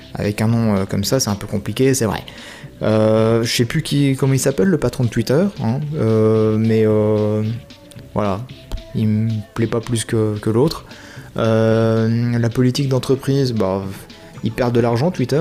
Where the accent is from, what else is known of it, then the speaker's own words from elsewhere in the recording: France; je suis français